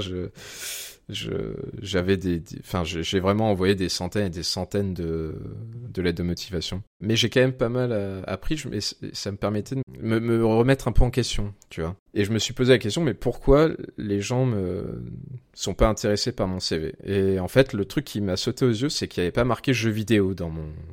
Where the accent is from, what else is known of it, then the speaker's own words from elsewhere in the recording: Aix-en-Provence, Provence-Alpes-Côte d'Azur, France; now in Lyon, France; Je viens euh, d'Aix-en-Provence, dans le sud de la France.